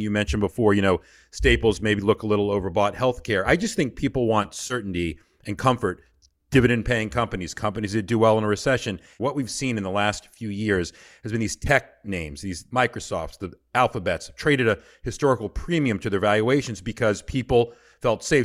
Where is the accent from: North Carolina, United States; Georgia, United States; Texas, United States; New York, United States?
Georgia, United States; I'm from Georgia